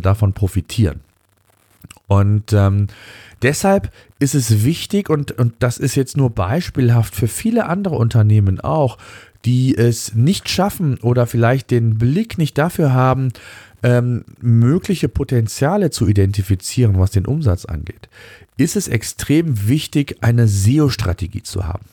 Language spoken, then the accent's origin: German; Germany; hier bei uns in Deutschland